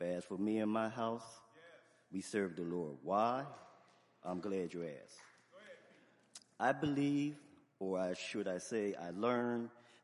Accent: Camden, New Jersey, United States; I'm from Camden

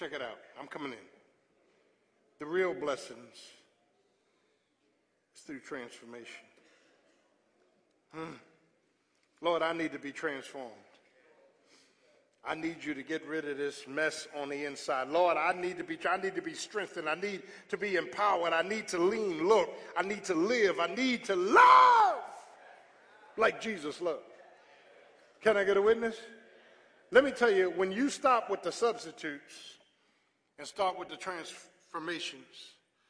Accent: South Florida, United States; There's people I grew up with in South Florida

